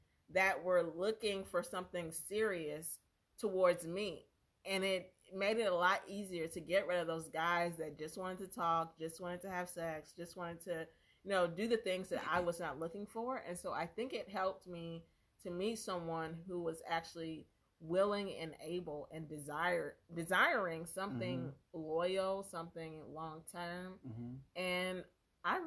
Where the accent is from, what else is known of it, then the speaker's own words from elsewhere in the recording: Alabama, United States; moved away; I'm from Alabama